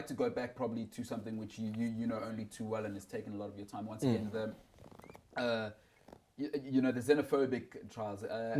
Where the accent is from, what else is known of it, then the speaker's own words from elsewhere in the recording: Limpopo, South Africa; I'm from Limpopo. My mother's from Limpopo.